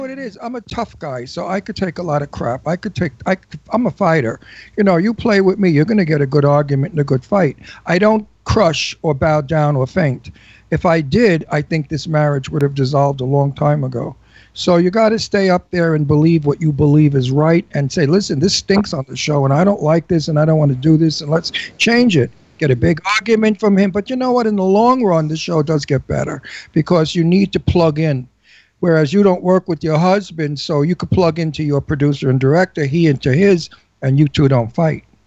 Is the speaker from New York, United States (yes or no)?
yes; New York City, New York, United States; accent: Brooklyn; also born or lived in Florida / Los Angeles; now in Palm Springs, United States; I'm a New Yorker. I'm from Brooklyn. I can hear a Brooklyn accent a mile away. We have our way of speaking.